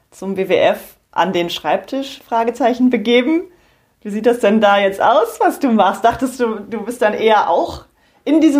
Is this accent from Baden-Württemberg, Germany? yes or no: no; Ruhr area, North Rhine-Westphalia, Germany; ich bin im Ruhrgebiet groß geworden, mitten in der Stadt.